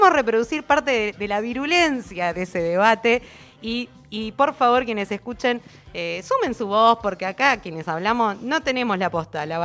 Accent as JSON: {"language": "Spanish", "region": "Buenos Aires", "country": "Argentina", "tie": "born or raised there", "also_born_or_lived": "Floresta, Buenos Aires", "moved": "yes", "lives_now": "western Greater Buenos Aires, Argentina", "said": "Nací en pleno caballito."}